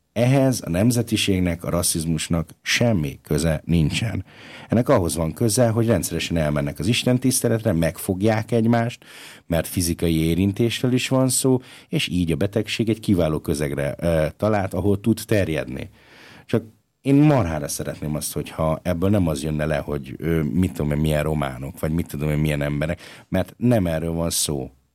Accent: Budapest, Hungary; now in Linz, Austria; Én ugye budapesti vagyok, hazautazom Budapestre

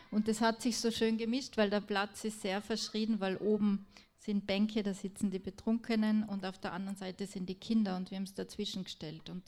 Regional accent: Tyrol, Austria; Ich komme aus Tirol und dort, ähm, ähm, also nicht überall, aber dort, wo die wenigsten Flüchtlinge sind, äh, schimpft man am meisten drüber

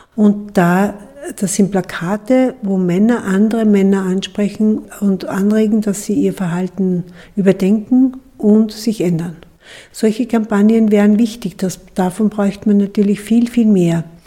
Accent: Austria

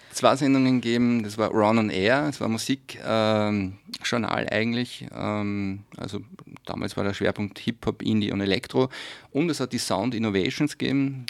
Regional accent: Steyr, Upper Austria, Austria; In meiner Heimatstadt bin ich zweimal, in Steyr

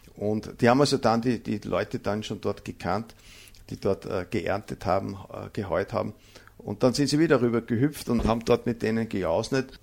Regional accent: Mühlviertel, Upper Austria, Austria; accent: Bavarian dialect; unsere bayovarische Mundart

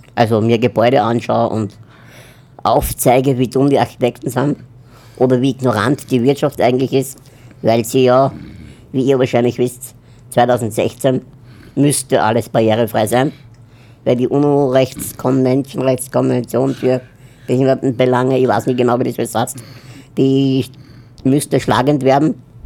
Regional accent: Upper Austria, Austria; now in Vienna, Austria; ich komme aus Wien. Also ursprünglich eigentlich aus Oberösterreich, aber lebe jetzt in Wien

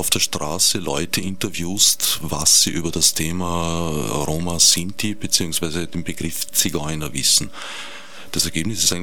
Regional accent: Vienna, Austria; ich bin am Stadtrand von Wien aufgewachsen

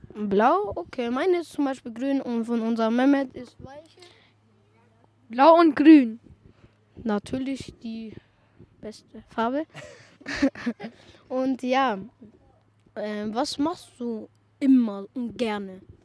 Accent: Vienna, Austria; Ich bin leider in Wien geboren.

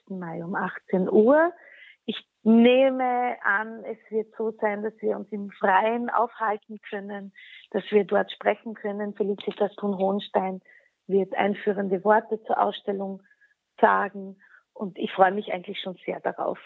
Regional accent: Klagenfurt, Carinthia, Austria; first language Slovene; German is a second language; moved away as an adult; also born or lived in Wolfsberg; now in Vienna, Austria; Ich wurde geboren in Wolfsberg. Meine Mutter ist Wolfsbergerin, gebürtige und ist auch dort aufgewachsen. Aber ich habe dann eigentlich immer in Klagenfurt gelebt

